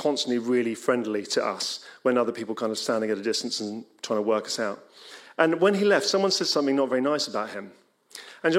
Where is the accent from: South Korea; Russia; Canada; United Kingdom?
United Kingdom; England; We're English